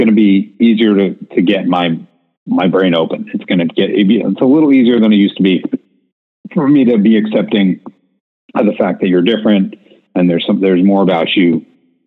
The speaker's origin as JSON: {"language": "English", "region": "New York", "country": "United States", "said": "I'm from New York"}